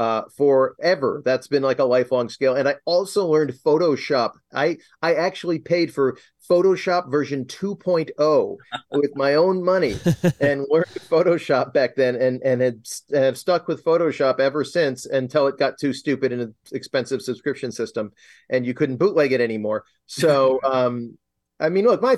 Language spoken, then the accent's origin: English; Rochester, New York, United States; moved away as an adult; I'll go back to my hometown for a little while. And it was this is Rochester, New York